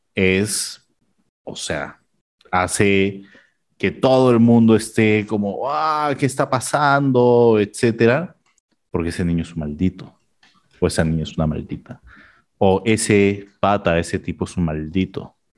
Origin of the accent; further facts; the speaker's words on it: Peru; del Perú.